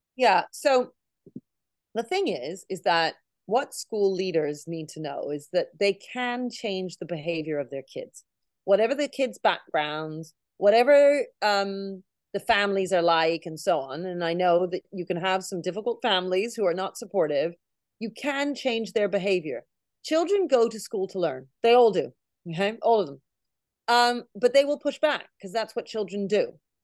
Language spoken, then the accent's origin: English; Canada; now in United Kingdom; I grew up in Canada, so I was in grade one, year one